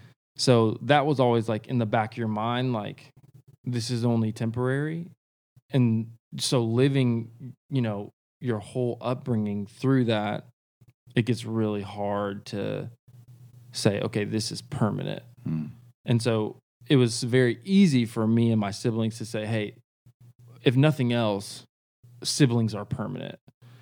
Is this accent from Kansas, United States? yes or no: yes; Kansas, United States; born there; now in Nashville, United States; So I was born in Kansas. I like to claim that, but I really didn't live there that long.